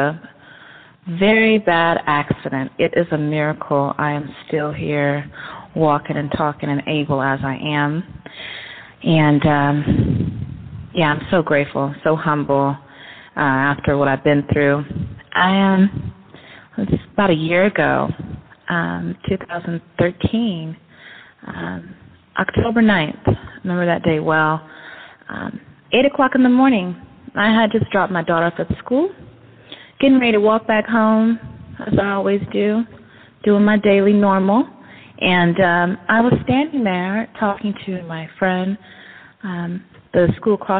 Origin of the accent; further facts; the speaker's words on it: Berkeley, California, United States; also born or lived in Oakland, California / San Francisco, California; now in Pittsburg, United States; I'm actually from Berkeley, but been around Oakland, San Francisco, and the city